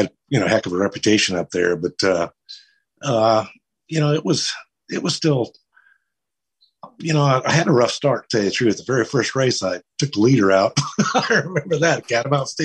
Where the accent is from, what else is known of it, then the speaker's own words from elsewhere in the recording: West Coast, United States; moved away as an adult; also born or lived in North Carolina; I was a kid from the West Coast